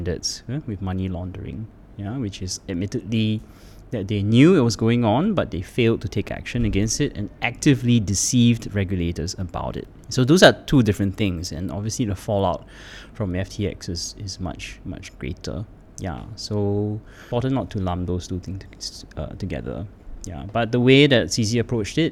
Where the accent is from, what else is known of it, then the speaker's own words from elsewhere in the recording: Singapore; I am Singaporean